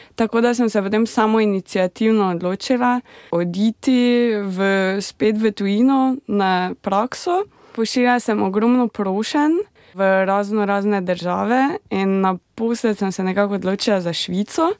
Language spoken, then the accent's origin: Slovenian; Slovenia; moved away as an adult; now in Lahti, Finland; sem doma eh, iz Slovenije in živim na Finskem